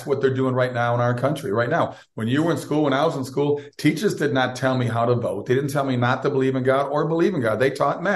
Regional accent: Minnesota, United States; I grew up in Minnesota

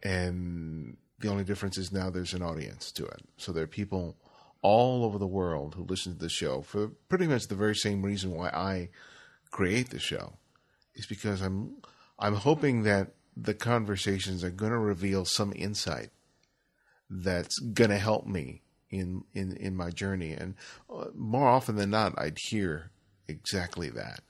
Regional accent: Los Angeles, California, United States; when I grew up in Los Angeles, I grew up in South L

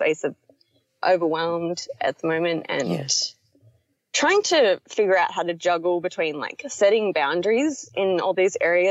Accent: Australia; moved away as an adult; I am Australian, but I'm living in another country and have been for 2 years.

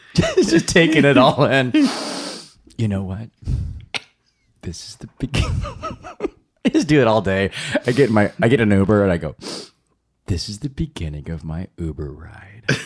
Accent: St. Louis, Missouri, United States; also born or lived in Chicago, Illinois; now in New York, United States; Born and raised in Saint Louis, comedically born in Chicago, Illinois

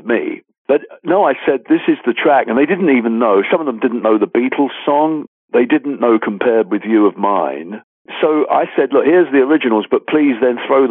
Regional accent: London, United Kingdom; I'm a Londoner.

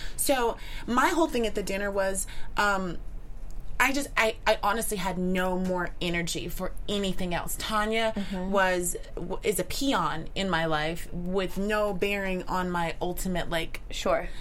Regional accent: Midwest, United States; I'm also from the Midwest.

